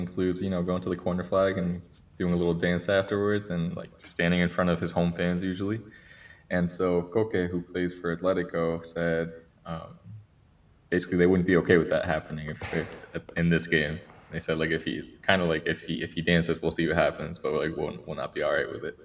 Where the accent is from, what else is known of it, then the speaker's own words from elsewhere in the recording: New Jersey, United States; also born or lived in Colombia; So born in Colombia, came to the U.S. when I was 6 years old. My parents and I, we moved to New Jersey